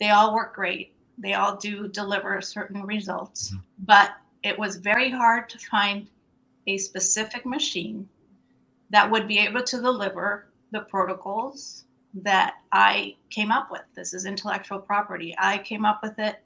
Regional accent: Venezuela; moved away as an adult; also born or lived in San Francisco, California; now in United States; I'm originally from Venezuela. Okay. I graduated in business administration in Venezuela. And then I migrated here

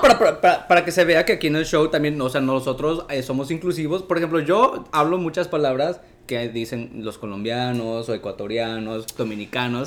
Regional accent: Mexico; now in New York, United States; soy, soy de México

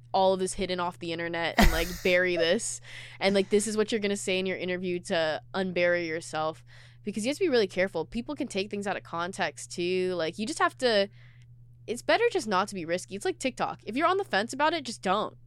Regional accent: Seattle, Washington, United States; I was born and raised in Seattle

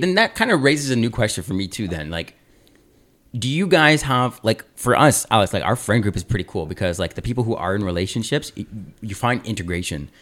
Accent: Aurora, Ontario, Canada; growing up in Aurora, Ontario

